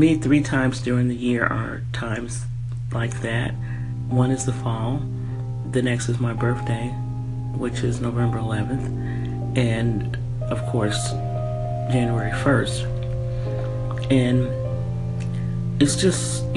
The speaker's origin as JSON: {"language": "English", "town": "San Francisco", "region": "California", "country": "United States", "tie": "born or raised there", "also_born_or_lived": "San Jose, California / Washington State / Denver, Colorado", "moved": "as an adult", "said": "I'm from California, Northern California. I was brought up in San Francisco and San Jose."}